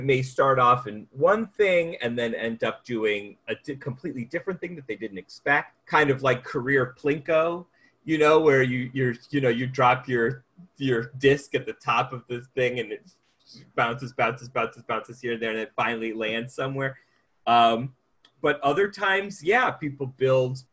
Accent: United States; as the American writer that they hire

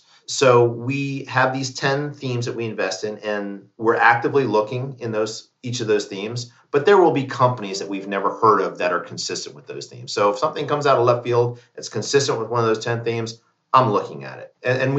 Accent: Fort Benning, Georgia, United States; born there; My father was an infantry officer. I was born in Fort Benning, Georgia.

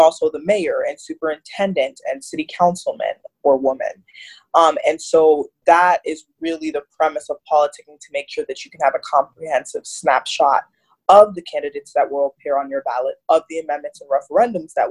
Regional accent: Fort Lauderdale, Florida, United States; also born or lived in Miami, Florida; now in Washington, D.C., United States; I'm actually originally from Miami, Florida, and I was raised in Fort Lauderdale

